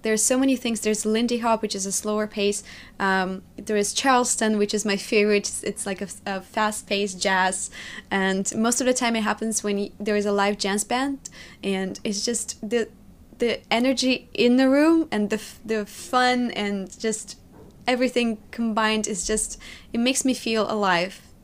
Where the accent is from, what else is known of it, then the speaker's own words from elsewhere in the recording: Magnitogorsk, Chelyabinsk Oblast, Russia; English is a second language; moved away as an adult; also born or lived in New York; now in United States; built a life from scratch in Magnitogorsk, in my hometown where I was born.